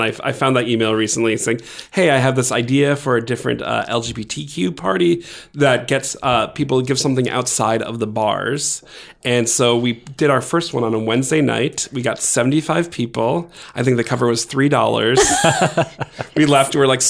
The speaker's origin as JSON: {"language": "English", "region": "Massachusetts", "country": "United States", "also_born_or_lived": "Maryland, United States", "said": "So I'm originally from Massachusetts and Maryland, and I came here to McAllister College a while ago."}